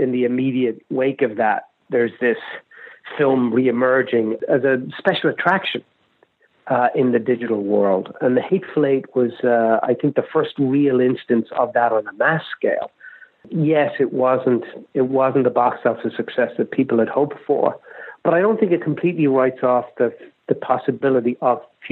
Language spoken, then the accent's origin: English; Ireland; moved away; I didn't grow up in America. I grew up in Ireland